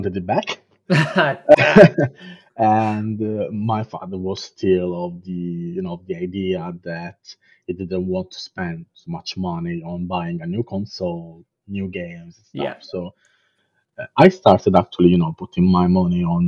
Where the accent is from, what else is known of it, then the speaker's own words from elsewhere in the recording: Southern Italy, Italy; English is a second language; moved away as an adult; now in London, United Kingdom; I'm from Italy, so I was living in south of Italy at that point